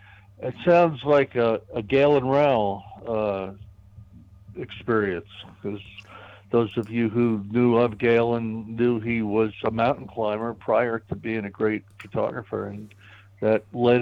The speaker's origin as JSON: {"language": "English", "region": "New York", "country": "United States", "tie": "born or raised there", "moved": "yes", "said": "I grew up in New York"}